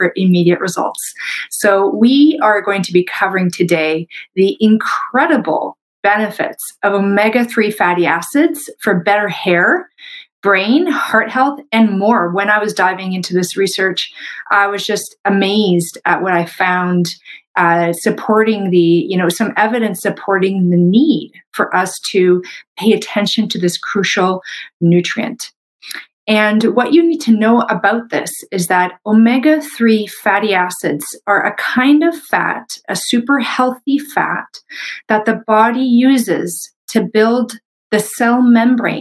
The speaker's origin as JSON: {"language": "English", "country": "Canada", "said": "I'm a Canadian medical doctor"}